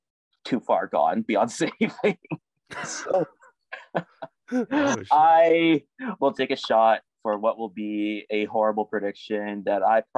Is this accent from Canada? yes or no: yes; Canada; now in Columbus, United States; because I'm Canadian